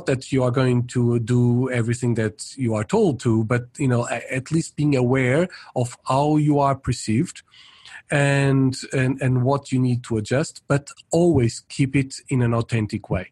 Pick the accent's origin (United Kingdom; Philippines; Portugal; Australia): Portugal; moved away as an adult; also born or lived in Paris, France / Brazil / United States / Netherlands; mainly my country of origin, I'm Portuguese. And so for a long period, I lived in Portugal